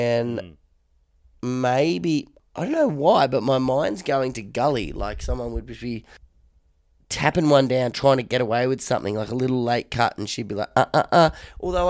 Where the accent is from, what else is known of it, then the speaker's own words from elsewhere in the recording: Queensland, Australia; as a Queenslander